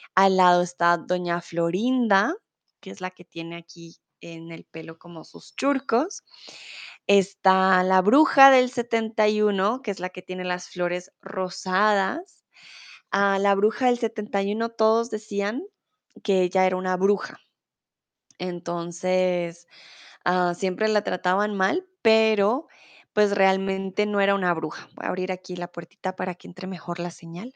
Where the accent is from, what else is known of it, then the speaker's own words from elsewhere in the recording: Colombia; also born or lived in Mexico; now in Germany; soy de Colombia, comúnmente vivo en Alemania, pero ahora estoy en el hermoso México